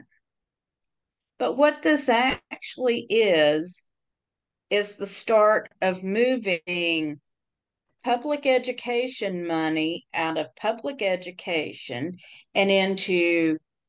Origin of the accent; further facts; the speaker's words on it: Tennessee, United States; my home state of Tennessee